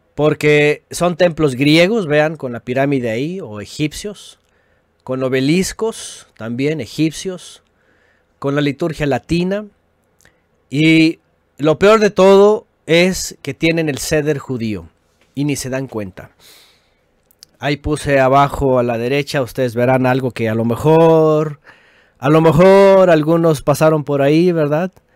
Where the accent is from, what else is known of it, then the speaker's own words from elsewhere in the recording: Mexico; como decimos en México